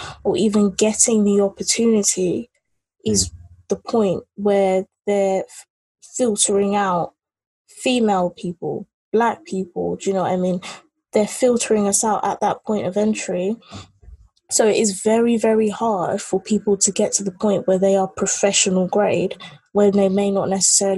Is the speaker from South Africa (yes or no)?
no; England, United Kingdom; also born or lived in Nigeria; I'm a Nigerian British, not girl anymore, but like, you know, Nigerian British live in England